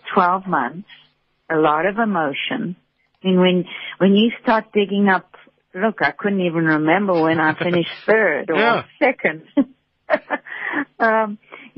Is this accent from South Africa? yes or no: yes; South Africa; moved away as an adult; also born or lived in United States; coming back to South Africa, and, you know, I've lived back here now for 8 years